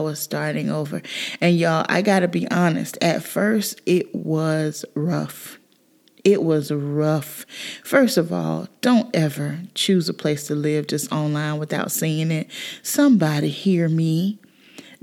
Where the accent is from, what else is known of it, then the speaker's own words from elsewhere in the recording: South Carolina, United States; moved away as an adult; I grew up in South Carolina